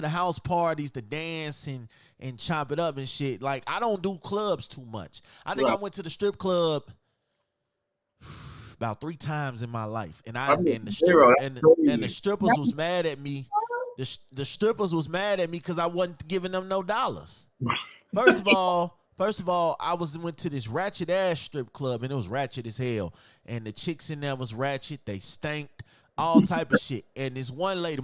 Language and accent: English; Chicago, Illinois, United States; I'm from Chicago, and I'm probably the only dude from Chicago that don't dance, that don't footwork